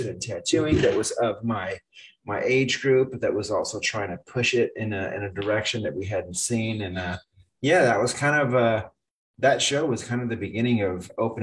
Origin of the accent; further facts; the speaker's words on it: Phoenix, Arizona, United States; also born or lived in Connecticut; I was born and raised in Phoenix